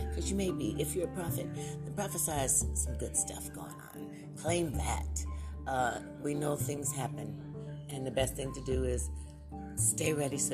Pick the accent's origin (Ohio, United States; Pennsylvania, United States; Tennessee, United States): Ohio, United States; Lorain; moved away; my own hometown in Ohio, Lorain, Ohio